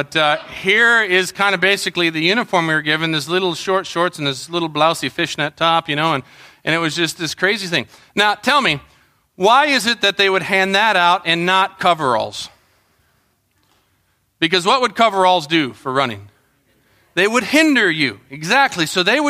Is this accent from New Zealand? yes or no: no; Colombia; I think of growing up in Colombia, you know, in the jungles.